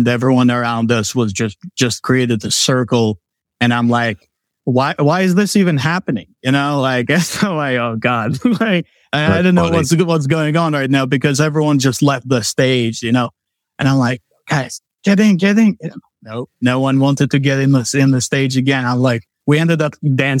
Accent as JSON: {"language": "English", "country": "Albania", "also_born_or_lived": "Chicago", "moved": "as an adult", "lives_now": "Lancaster, United States", "said": "home for me, it's still Albania"}